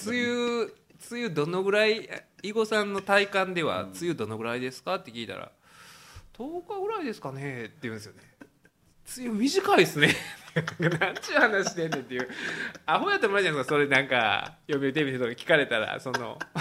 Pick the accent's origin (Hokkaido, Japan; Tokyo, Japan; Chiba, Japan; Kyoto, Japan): Kyoto, Japan; Uji; 宇治はね、まあ、私の実家なんですけど